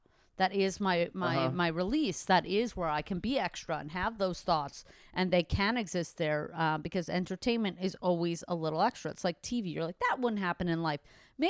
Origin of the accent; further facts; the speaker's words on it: Canada; So it's that, but I am Canadian. I mostly grew up in Canada of my whole life.